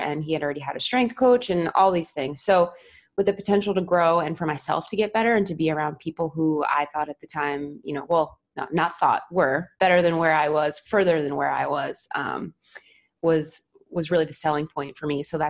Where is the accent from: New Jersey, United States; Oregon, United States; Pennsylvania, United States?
New Jersey, United States; moved away; I was home between travel assignments because I'm from New Jersey originally.